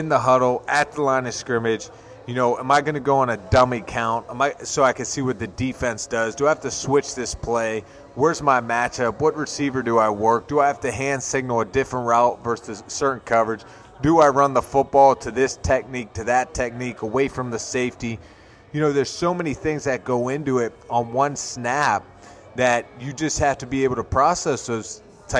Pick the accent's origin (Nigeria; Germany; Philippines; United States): United States; Pittsburgh, Pennsylvania; moved away; I went to my hometown to play the Pittsburgh Steelers.